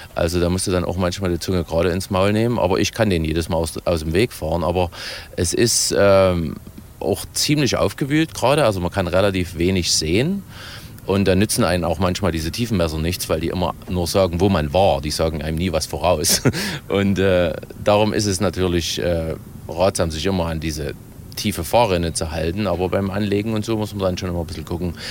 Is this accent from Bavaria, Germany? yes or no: no; Ore Mountains, Saxony, Germany; als Erzgebirgler